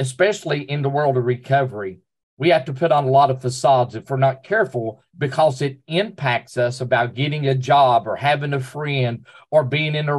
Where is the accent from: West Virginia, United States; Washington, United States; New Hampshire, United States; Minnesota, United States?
West Virginia, United States; Southern; moved away; also born or lived in Oceana, West Virginia; I come from Southern West Virginia in the coal fields